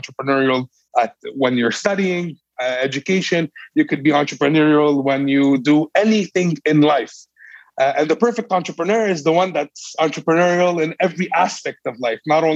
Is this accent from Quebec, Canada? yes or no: yes; Montreal, Quebec, Canada; I'm from Montreal, Canada